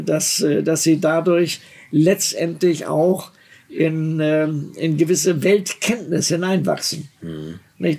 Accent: Germany; ich bin ja Deutscher

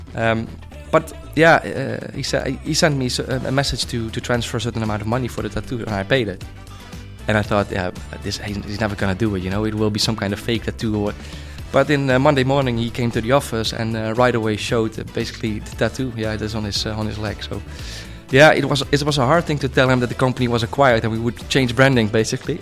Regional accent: Netherlands; I'm from the Netherlands

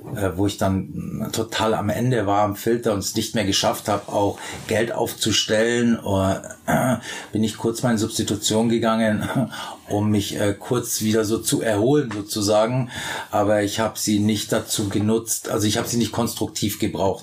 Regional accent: Bavaria, Germany; moved away; ich komme ja aus Bayern

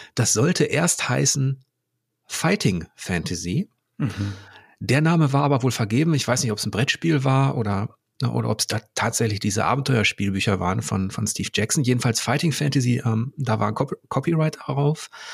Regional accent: Germany; als Deutscher

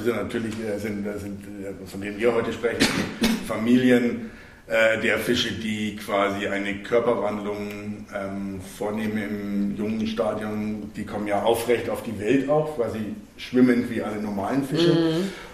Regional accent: Germany; bei uns in Deutschland

